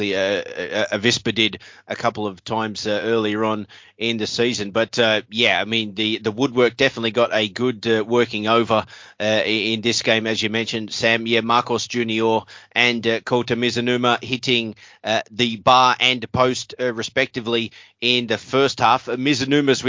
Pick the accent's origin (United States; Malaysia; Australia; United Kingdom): Australia; as an Australian